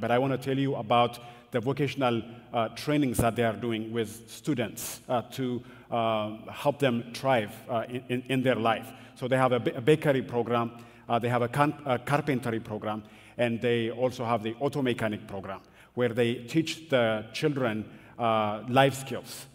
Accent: Addis Ababa, Ethiopia; moved away; I grew up in Ethiopia. In Addis Ababa, it's a very big city

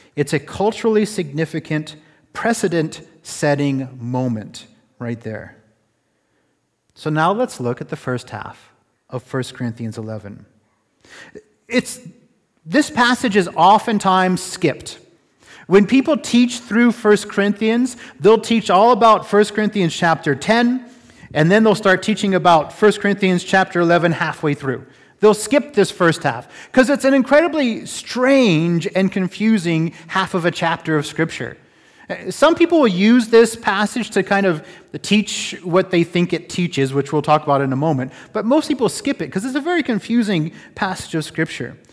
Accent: Florida, United States; also born or lived in California; now in Canada; I'm from Florida, and I also spend a little bit of time in California

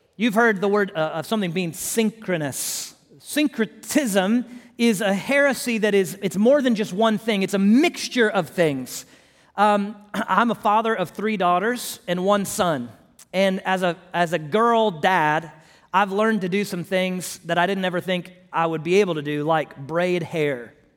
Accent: Houston, Texas, United States; moved away; I'm from Houston originally.

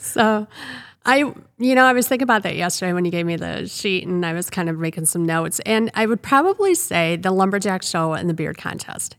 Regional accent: Rock Falls, Illinois, United States; I um, grew up in Rock Falls, born and raised in Rock Falls

